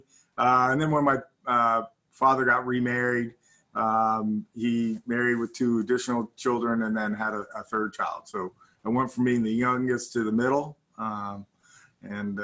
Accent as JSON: {"language": "English", "town": "Los Angeles", "region": "California", "country": "United States", "tie": "born or raised there", "also_born_or_lived": "Dallas, Texas / New Zealand", "said": "came back to the United States and lived in Los Angeles essentially my whole life, short of when I went to university. I had what I thought was a pretty normal childhood. I lived in Southern California"}